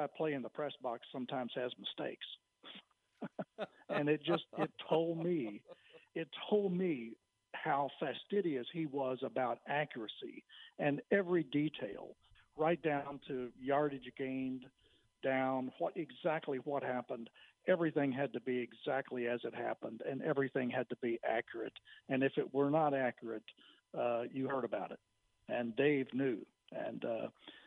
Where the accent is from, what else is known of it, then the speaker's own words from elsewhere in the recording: Bellmead, Texas, United States; I grew up and I went to La Vega High School. I grew up near Belle Mead